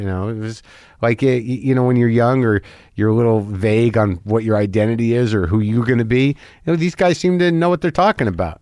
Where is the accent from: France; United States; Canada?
United States; Albuquerque, New Mexico; moved away; also born or lived in New Jersey; I grew up in Albuquerque